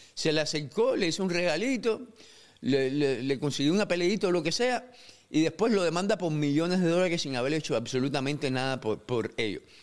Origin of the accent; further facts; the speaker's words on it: Cuba; moved away; como cubano